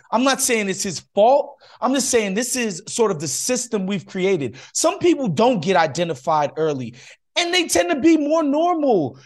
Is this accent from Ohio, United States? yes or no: no; New York, United States; moved away as an adult; now in Los Angeles, United States; I spent thirty years, first thirty years of my life in New York